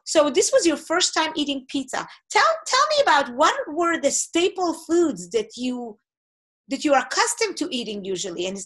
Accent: Israel; first language Hebrew; English is a second language; moved away as an adult; now in Portland, United States; Hebrew is my first language

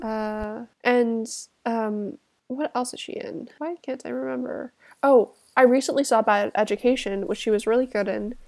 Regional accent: United States; I am American

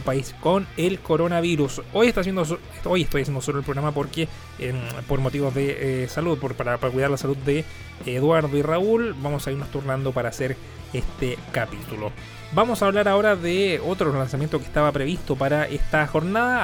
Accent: Chile

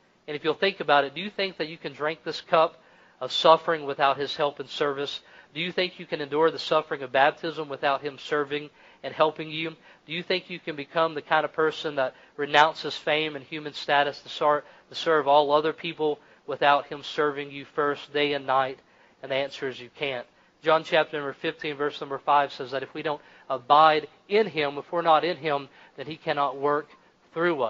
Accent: Kentucky, United States; I'm from Kentucky

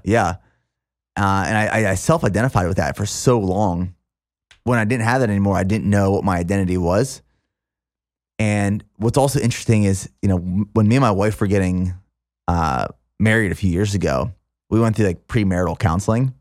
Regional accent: small town near Hershey, Pennsylvania, United States; this small town right outside of Hershey, Pennsylvania

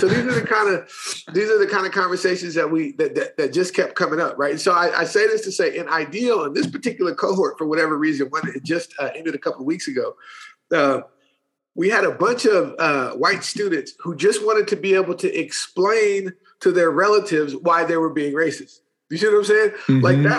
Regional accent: Berkeley, California, United States; Marx and Fanon, because I'm from Berkeley, right?

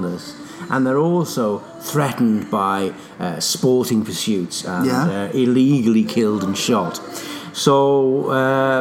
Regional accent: Merseyside, North West England, United Kingdom; moved away as an adult; now in Scotland; I grew up in Merseyside.

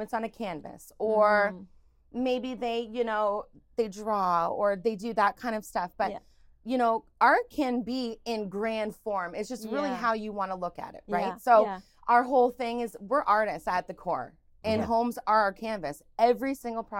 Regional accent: Oshawa, Ontario, Canada; born or raised there; also born or lived in Stephenville, Newfoundland and Labrador

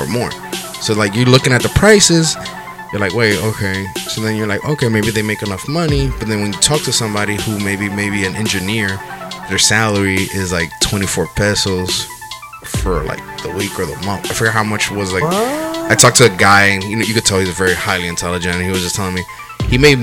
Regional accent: Dominican Republic; Dominican Republic

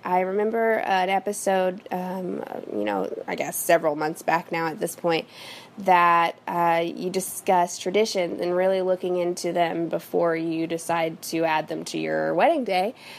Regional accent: Midwest, United States; now in Los Angeles, United States; I am from the Midwest, but I currently live in Los Angeles, California.

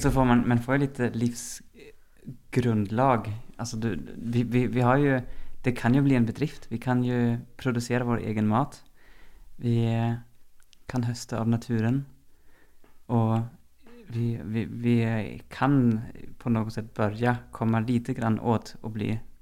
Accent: Germany; also born or lived in Sweden; now in Norway; jeg er opprinnelig fra Tyskland. Har lenge bodd i Sverige

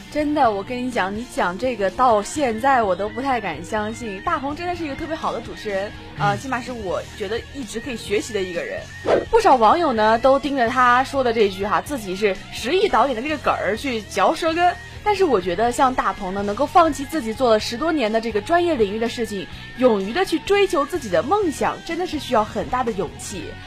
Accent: Anqing, Anhui, China; 我们的安庆呢，我的老家

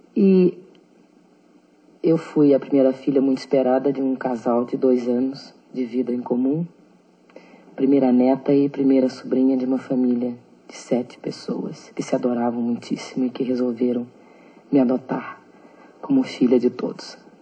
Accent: Porto Alegre, Rio Grande do Sul, Brazil; Eu nasci em Porto Alegre em 1945

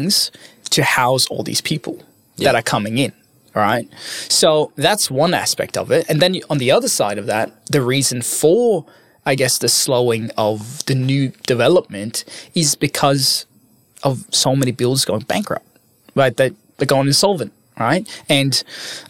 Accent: Norway; moved away as an adult; now in Sydney, Australia; I'm from Norway

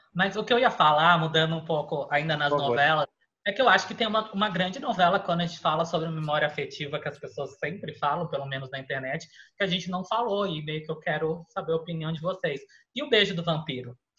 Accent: Florianópolis, Santa Catarina, Brazil; now in São Paulo, Brazil; eu morava, eu sou de Florianópolis

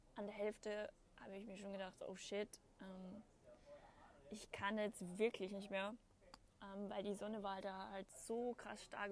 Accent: Austria; bei uns in Österreich

